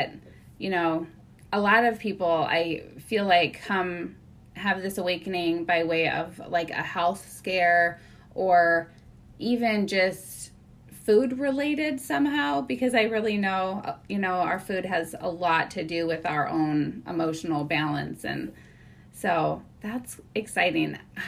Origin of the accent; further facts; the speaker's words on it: Midwest, United States; I am basically from the Midwest and have lived all over, but I probably drive through your town on my way from Ohio up to Minneapolis.